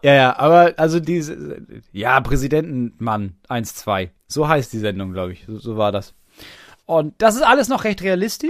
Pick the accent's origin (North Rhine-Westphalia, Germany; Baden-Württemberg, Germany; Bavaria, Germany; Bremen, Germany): Bremen, Germany; moved away as an adult; wann bin ich aus Bremen weggezogen? Vor drei Jahren